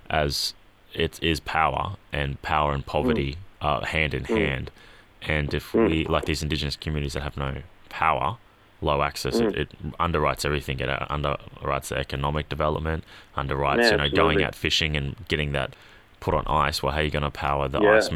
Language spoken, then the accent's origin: English; Queensland, Australia; as a Queenslander